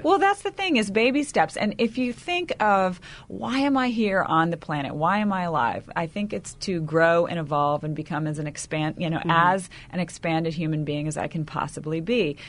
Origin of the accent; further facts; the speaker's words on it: the South, United States; I come from you know the South where we put on a big smile and say everything's fine